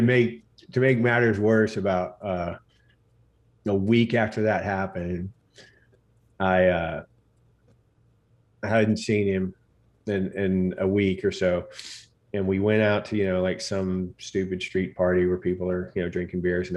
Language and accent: English; Katy, Texas, United States; I grew up in Katy, Texas, which is now essentially like part of Houston